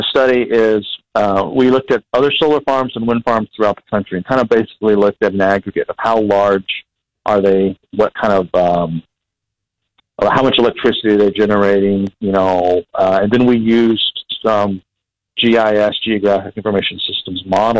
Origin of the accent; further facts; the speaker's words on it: Texas, United States; I'm actually from Texas, grew up in Texas. My dad was a pastor, so we moved around a lot.